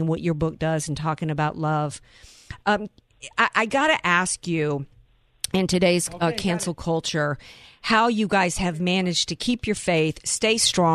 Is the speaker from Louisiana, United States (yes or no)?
yes; Louisiana, United States; accent: southern; now in San Diego, United States; I'm from Louisiana